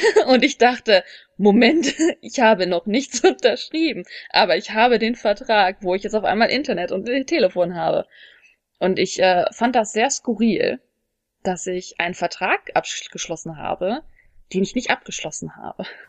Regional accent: Germany; moved away as an adult; now in South Korea; als Deutsche

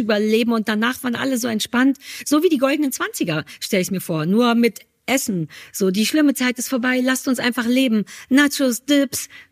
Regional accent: Berlin, Germany; bei uns in Berlin

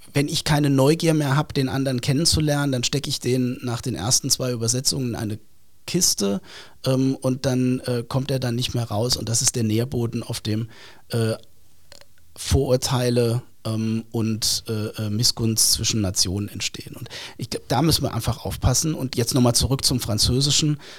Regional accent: Saarland, Germany; wir Saarländer, glaube ich, ein Stück besser. Ähm, weil wenn man hier gelebt hat

